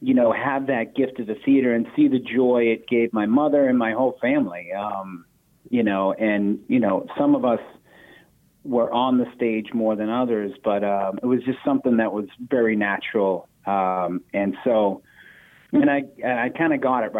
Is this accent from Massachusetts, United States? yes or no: yes; Boston, Massachusetts, United States; growing up in Boston